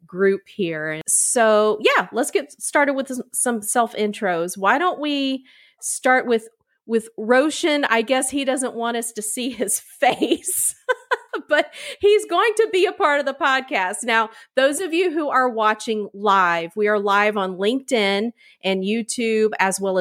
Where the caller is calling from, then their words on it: Savannah, Georgia, United States; I'm calling in from Savannah, Georgia